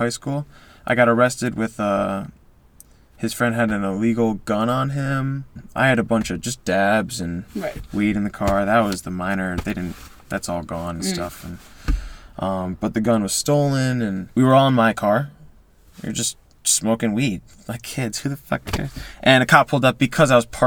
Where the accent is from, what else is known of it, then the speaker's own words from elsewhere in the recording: Newtown, Connecticut, United States; also born or lived in Utah / Shelton, Connecticut; I went to Newtown with Emily.